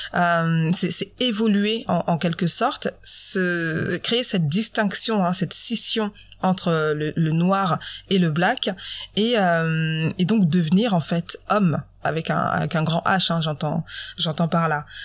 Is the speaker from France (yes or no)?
yes; Normandy, France; je suis née en Normandie, j'ai 30 ans et pourtant j'ai encore le droit à tu viens d'où en vrai. Donc ça fait 30 ans que je suis née en Normandie, que j'habite en France